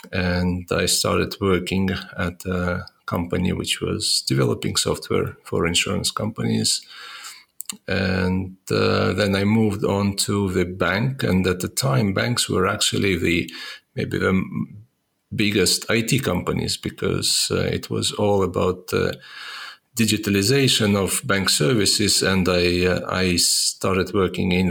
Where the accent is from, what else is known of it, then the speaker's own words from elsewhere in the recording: Estonia; I was born in uh, Soviet Union. Uh, it's uh, in Estonia, which was part of the Soviet Union